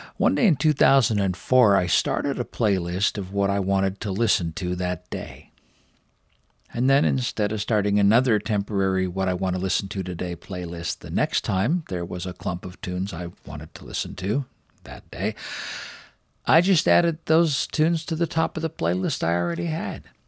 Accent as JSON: {"language": "English", "town": "Richmond", "region": "British Columbia", "country": "Canada", "tie": "born or raised there", "said": "down here in the lowlands of Richmond, British Columbia, my hometown."}